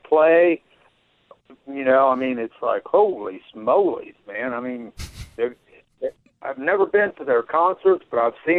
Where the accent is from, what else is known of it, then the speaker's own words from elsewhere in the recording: Ohio, United States; moved away as an adult; now in Texas, United States; I'm down here in Texas right now, but I'm from Ohio.